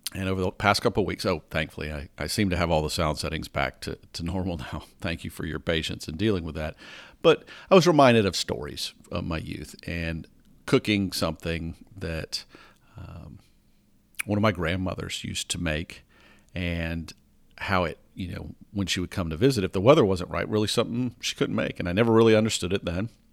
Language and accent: English; the South of the US, United States; I grew up in the South of the U S